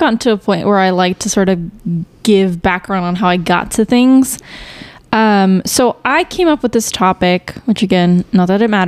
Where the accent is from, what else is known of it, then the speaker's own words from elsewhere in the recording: Chicago, Illinois, United States; also born or lived in Houston, Texas / Stillwater, Oklahoma; now in Dallas-Fort Worth, United States; I was born in Chicago, but, the areas that we lived in were very minority based